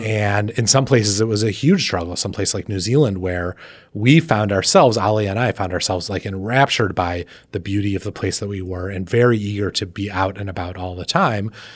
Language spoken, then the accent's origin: English; East Coast, United States; being an insane East Coaster